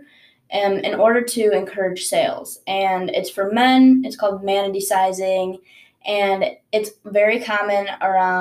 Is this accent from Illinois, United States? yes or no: yes; Chicago, Illinois, United States; also born or lived in Netanya, Israel; I'm originally from Netanya, Israel. I'm a first-generation college student, but we moved to Chicago when I was pretty young